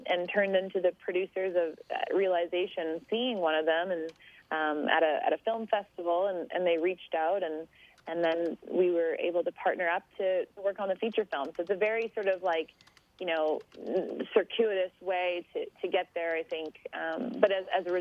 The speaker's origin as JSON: {"language": "English", "town": "Nanaimo", "region": "British Columbia", "country": "Canada", "tie": "born or raised there", "also_born_or_lived": "Port Alberni / Quebec / Switzerland", "moved": "as an adult", "said": "I grew up on Vancouver Island in BC, Canada"}